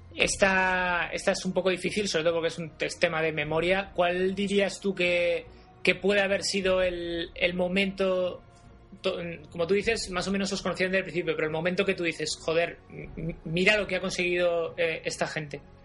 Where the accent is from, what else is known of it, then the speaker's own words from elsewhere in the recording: Spain; ¿eres español? Y yo, pues sí